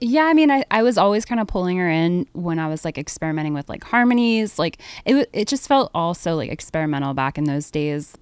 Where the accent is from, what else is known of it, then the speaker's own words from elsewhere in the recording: Harrisburg, Pennsylvania, United States; I grew up in Harrisburg, Pennsylvania